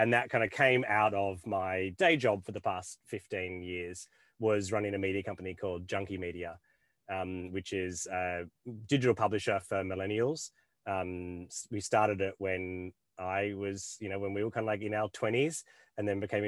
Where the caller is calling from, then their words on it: Esperance, Western Australia, Australia; Yeah, I come to you from Esperance in WA, which is the middle of bloody nowhere, but also one of the most beautiful places I've ever seen.